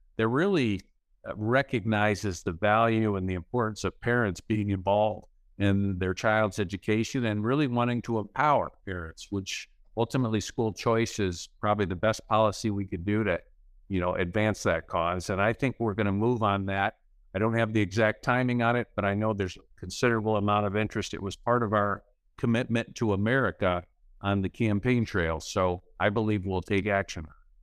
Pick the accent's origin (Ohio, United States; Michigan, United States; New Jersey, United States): Michigan, United States; Midland; now in Caledonia, United States; I grew up in Midland